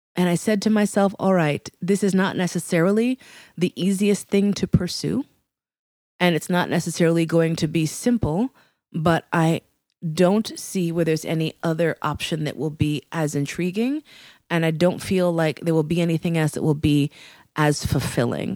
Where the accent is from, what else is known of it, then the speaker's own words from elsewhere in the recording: New York City, New York, United States; also born or lived in West Coast; I was born actually in New York Hospital in New York City